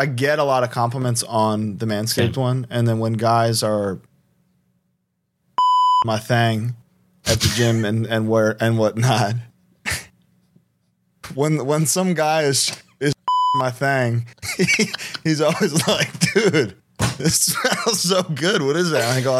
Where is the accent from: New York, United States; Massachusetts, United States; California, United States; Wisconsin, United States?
California, United States; Los Angeles; We're in my hometown of Los Angeles, California.